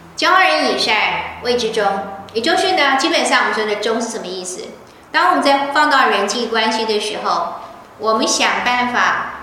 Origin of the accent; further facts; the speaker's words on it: Taiwan; also born or lived in Beijing; 其实我在台湾常被归类为外省人，人家常以为我是外省人，虽然我不是